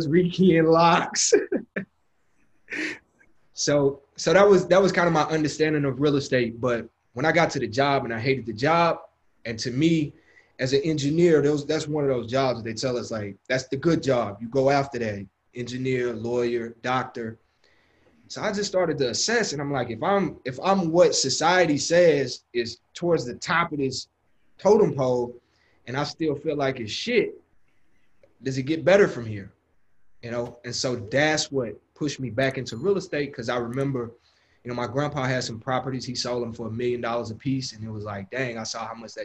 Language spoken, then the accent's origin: English; Houston, Texas, United States; So I'm from Houston, Texas, born and raised. And I grew up in South Park, which is one of the hoods of Houston